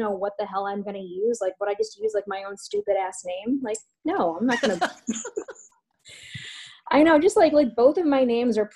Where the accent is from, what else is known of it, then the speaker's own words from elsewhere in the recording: Chicago, Illinois, United States; now in Evanston, United States; I grew up in Chicago, and so I actually just moved to Evanston about a year ago